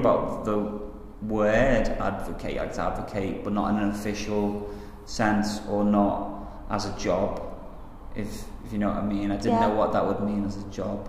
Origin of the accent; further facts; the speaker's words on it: Liverpool, North West England, United Kingdom; I'm from Liverpool